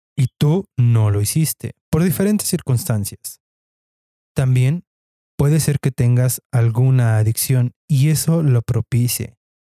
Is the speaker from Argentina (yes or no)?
no; Mexico; como buenos mexicanos